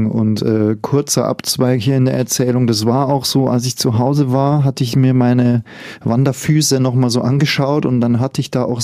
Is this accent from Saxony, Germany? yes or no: no; Bavaria, Germany; Ich komme ja aus dem Voralpenland und wir lachen ja immer drüber über diejenigen, die auf die Berge gehen und keine richtigen Schuhe anhaben.